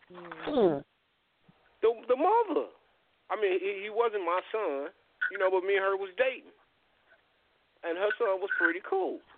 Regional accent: Gary, Indiana, United States; I'm from Gary

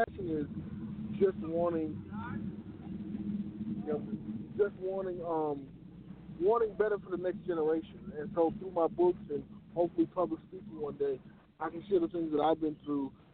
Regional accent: Chicago, Illinois, United States; growing up in Chicago

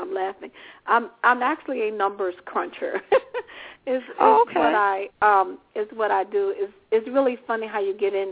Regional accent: Richmond, Virginia, United States; also born or lived in Washington, D.C.; In my youth, I kind of grew up somewhere everywhere because my father was in the military, but I primarily remember growing up in Richmond, Virginia, which is where I reside now.

